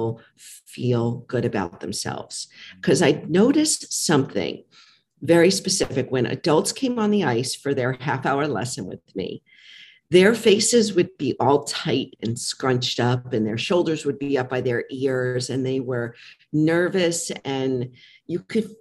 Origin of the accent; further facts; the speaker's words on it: New York, United States; I'm from New York.